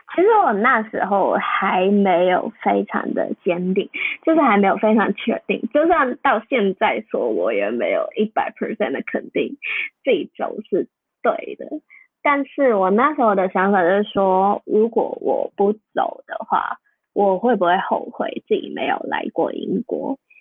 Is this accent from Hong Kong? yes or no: yes; Hong Kong; moved away as an adult; also born or lived in Taiwan; now in United Kingdom; 我们是香港的菜，不是中国菜，不是亚洲菜，就是香港的菜